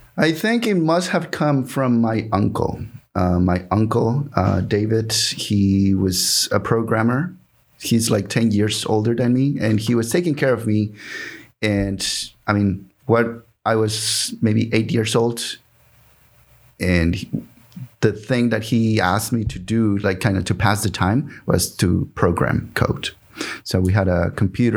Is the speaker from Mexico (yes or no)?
yes; Mexico; English is a second language; moved away as an adult; also born or lived in Houston, Texas; now in Seattle, United States; I was born in Mexico